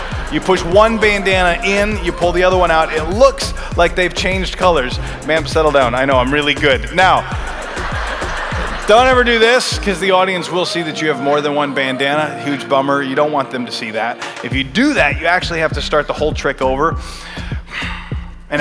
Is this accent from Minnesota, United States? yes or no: yes; Minnesota, United States; We would travel with our church, which I grew up in Minnesota